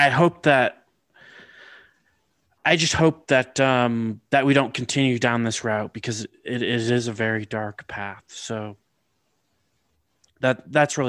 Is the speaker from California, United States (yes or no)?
yes; California, United States; I grew up in California, so we definitely had earthquakes.